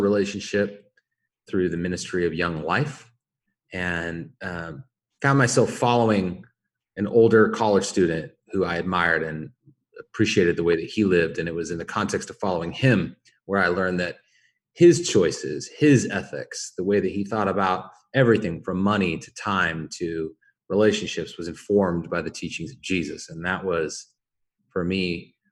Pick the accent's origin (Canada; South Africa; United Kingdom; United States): United States; Spokane, Washington; moved away as an adult; now in Portland, United States; I was originally born and raised in Spokane, Washington, in the Inland Empire